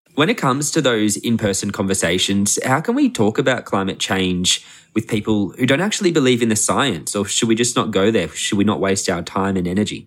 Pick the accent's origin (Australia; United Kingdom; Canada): Australia; I'm from Australia